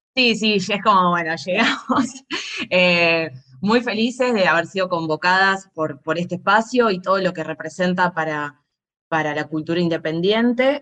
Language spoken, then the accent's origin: Spanish; Argentina; nosotros como argentinos en nuestra dictadura